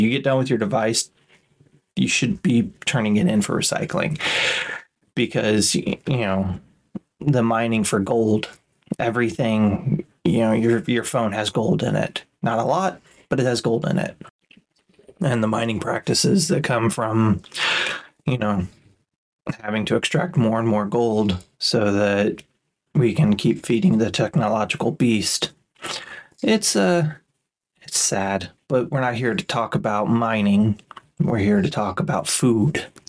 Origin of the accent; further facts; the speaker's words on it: Kansas, United States; growing up in Kansas